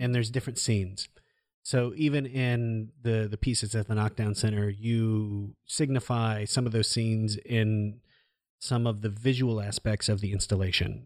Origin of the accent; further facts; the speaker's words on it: Iowa, United States; growing up in Iowa